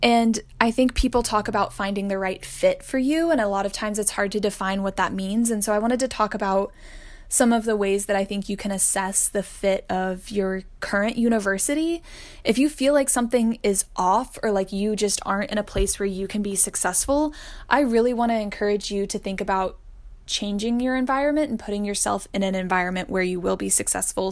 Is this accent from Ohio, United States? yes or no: no; Austin, Texas, United States; I am originally from Austin, Texas.